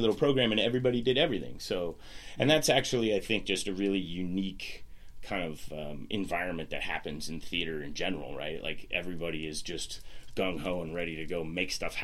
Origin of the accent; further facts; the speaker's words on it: Washington, United States; now in Lancaster, United States; I grew up in Washington State in the middle of nowhere on the remnants of a hippie commune that my dad started back